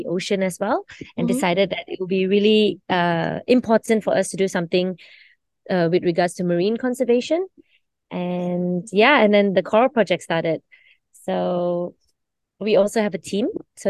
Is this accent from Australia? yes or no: no; Kota Kinabalu, Sabah, Malaysia; I'm actually from Sabah, from